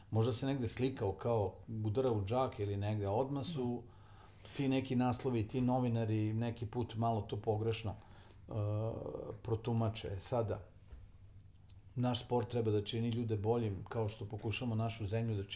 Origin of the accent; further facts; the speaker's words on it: Novi Sad, Vojvodina, Serbia; I ja želim da to bude Novi Sad, jer pre svega je to moj grad, ali se ja osjećam kao Srbin, građanin Srbije, to sam i od uvek bio